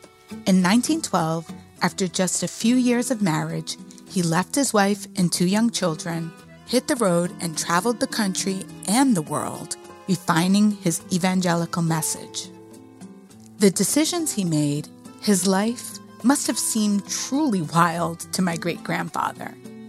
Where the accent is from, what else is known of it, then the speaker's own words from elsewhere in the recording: New Bedford, Massachusetts, United States; moved away as an adult; Growing up in New Bedford, I always felt different. Yeah, I hung out on the beach and participated in all the traditional Cape Verdean activities